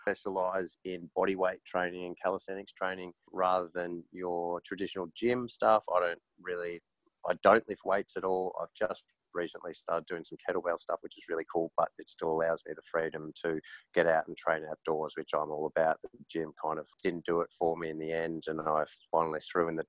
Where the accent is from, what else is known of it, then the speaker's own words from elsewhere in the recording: Melbourne, Victoria, Australia; moved away as an adult; now in Noosa, Australia; I've just moved to Noosa after growing up in Melbourne.